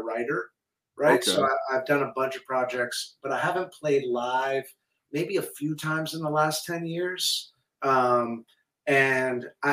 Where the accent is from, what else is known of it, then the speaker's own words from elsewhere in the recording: Hawaii, United States; now in Malibu, United States; I grew up in Hawaii